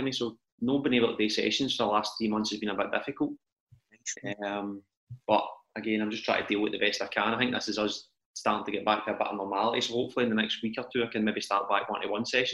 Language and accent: English; Blantyre, Scotland, United Kingdom; I grew up in Blantyre or Blantyre